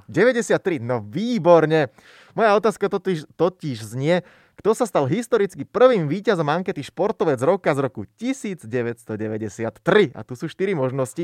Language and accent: Slovak; Slovakia; som bol strašne rád a hrdý, že ako Slovák